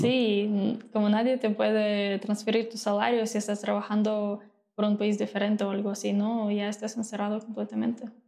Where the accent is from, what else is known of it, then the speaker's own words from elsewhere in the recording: Mariupol, Donetsk Oblast, Ukraine; Spanish is a second language; moved away as an adult; also born or lived in Odesa, Ukraine; now in Mexico; yo vivo en Odessa ya hace seis años, okay. pero nací en Mariupol, en el este de Ucrania, okay. y pues vivía ahí hasta que me mudé a Odessa para estudiar y vivir ahí